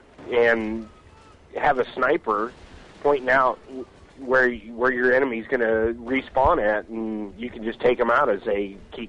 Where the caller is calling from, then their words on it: California, United States; I'm calling from California, bud.